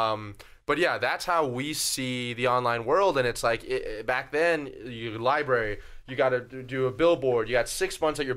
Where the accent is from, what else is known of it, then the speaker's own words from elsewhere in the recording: Florida, United States; moved away; back in my hometown of Florida